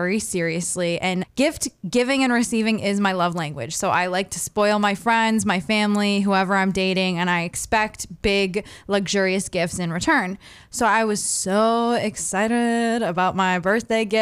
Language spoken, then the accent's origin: English; Maine, United States; Still in my hometown.